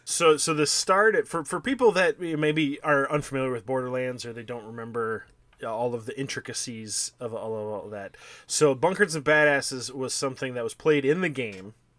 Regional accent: Minnesota, United States; as a Minnesotan

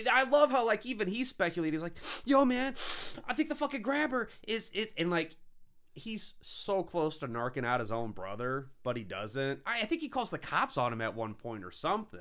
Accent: St. Louis, United States; I'm, you know, Saint Louis, you know, kinda Illinois

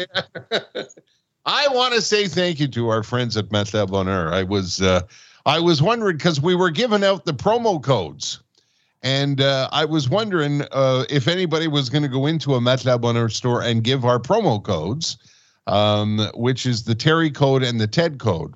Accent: Montreal, Quebec, Canada; also born or lived in Alberta / Manitoba; now in Fraser Valley, Canada; I was born and raised in Quebec. I was a proud Montrealer, and now I'm in British Columbia.

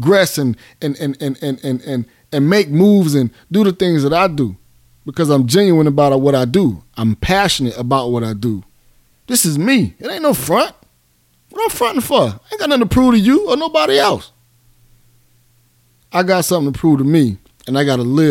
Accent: Miami, Florida, United States; now in Atlanta, United States; I'm from Miami. I'm from Goose. I made it out.

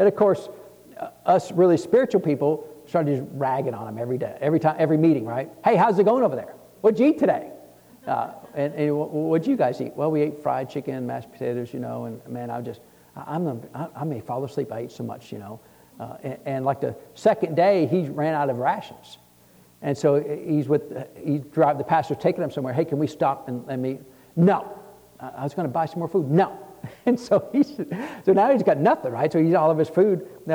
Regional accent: Texas, United States; So God heard, I'm from Texas.

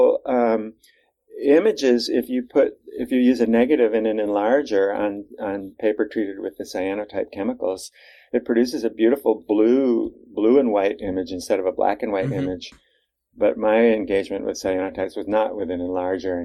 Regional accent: Cambridge, Massachusetts, United States; I grew up in Cambridge, Mass

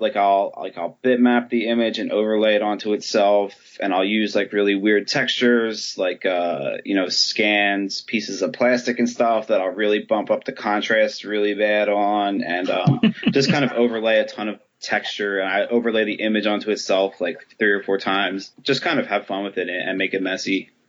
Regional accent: Philadelphia, Pennsylvania, United States; moved away as an adult; also born or lived in Baltimore; I grew up in Philly.

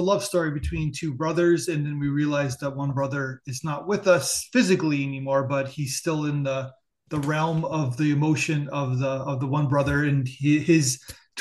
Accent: Niagara Falls, Ontario, Canada; also born or lived in New York City; I'm from Canada, from Niagara Falls

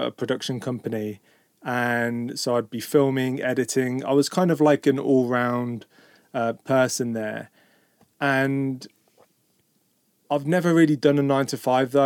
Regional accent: Birmingham, West Midlands, United Kingdom; moved away as an adult; now in Portugal; where we grew up in Birmingham

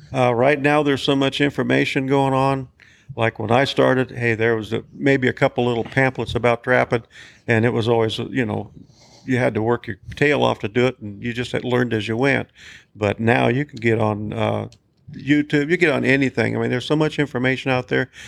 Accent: United States; grew up right here in Bighorn County. Been living right here in Bighorn

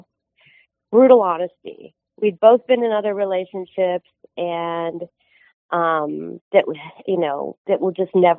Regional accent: Midwest, United States; now in Southern California, United States; I grew up in the Midwest

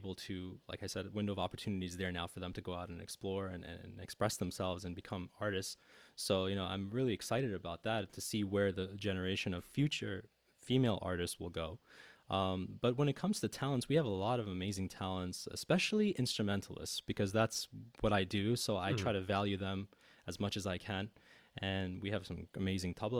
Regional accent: United States; I'm an American as well

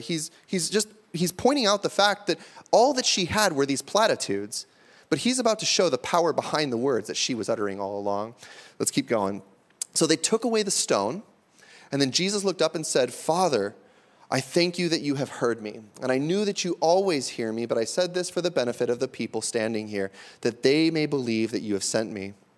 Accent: Pacific Northwest, United States; If I grew up here in the Pacific Northwest

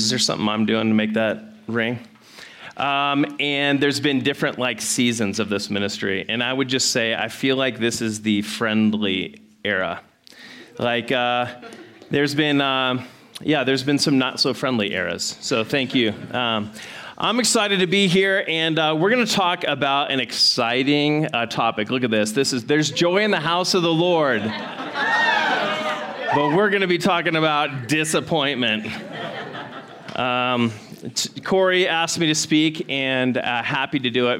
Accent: Scottsdale, Arizona, United States; I grew up in Scottsdale. I was like, uh, in the old part of Scottsdale

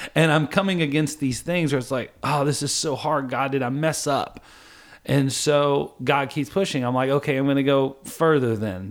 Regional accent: Kentucky, United States; I'm from Kentucky

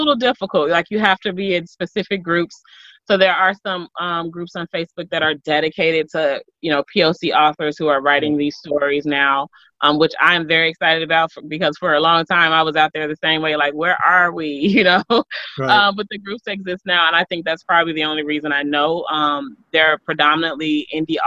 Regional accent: Chicago, Illinois, United States; I am born and raised, you know, in Chicago

